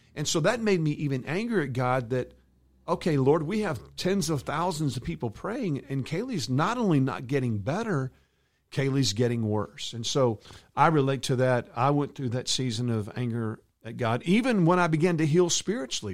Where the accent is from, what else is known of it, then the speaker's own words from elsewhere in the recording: a hometown two hours from Dallas, Texas, United States; my hometown two hours away from Dallas